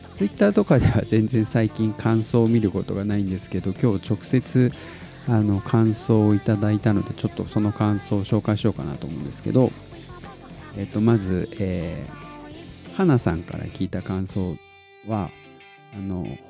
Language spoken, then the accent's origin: Japanese; Tottori, Japan; 僕が鳥取生まれギターポップ育ち